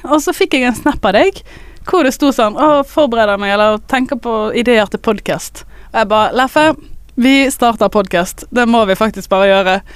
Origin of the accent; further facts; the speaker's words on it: Askøy, Vestland, Norway; jeg er fra Askøy